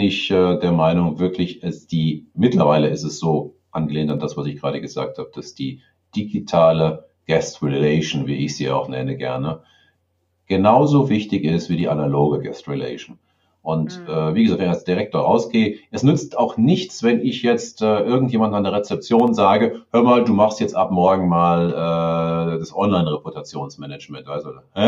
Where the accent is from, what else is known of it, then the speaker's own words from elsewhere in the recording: Garmisch-Partenkirchen, Bavaria, Germany; hier bei uns in Garmisch